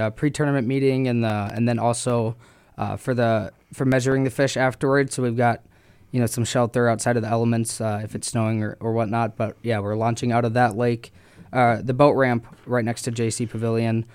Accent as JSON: {"language": "English", "town": "Minneapolis", "region": "Minnesota", "country": "United States", "tie": "born or raised there", "also_born_or_lived": "Texas", "lives_now": "Winona, United States", "said": "then I moved up here when I was younger, and I'm from the Twin Cities"}